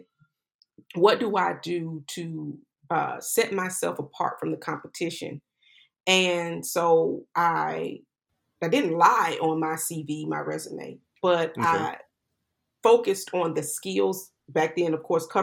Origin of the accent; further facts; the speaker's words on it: Jacksonville, Florida, United States; moved away as an adult; also born or lived in West Coast / New York; Jacksonville, which is where I grew up